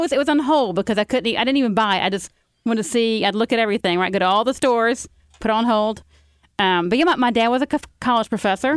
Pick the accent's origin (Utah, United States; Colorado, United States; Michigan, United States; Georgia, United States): Georgia, United States; Carrollton; also born or lived in New Orleans; I grew up in Carrollton, Georgia